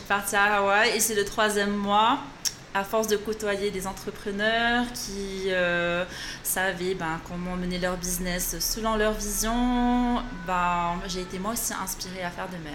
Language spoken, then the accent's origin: French; French Polynesia; moved away as an adult; also born or lived in Bordeaux, France; ici, à Tahiti, on a une classe préparatoire au lycée Paul Gauguin qui nous donne euh, l'opportunité de passer les concours